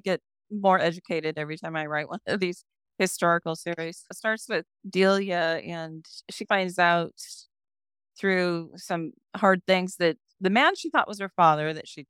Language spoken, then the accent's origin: English; San Francisco, California, United States; San Francisco is actually my hometown, birth town, and I've had a fondness for it.